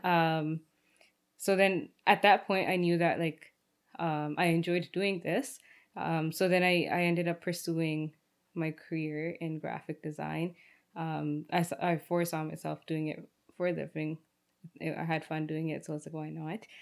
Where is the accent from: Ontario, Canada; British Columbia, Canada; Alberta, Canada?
Ontario, Canada; Brampton; also born or lived in Rexdale, Ontario; I was born in Rexdale, raised in Brampton, like every other Brampton kid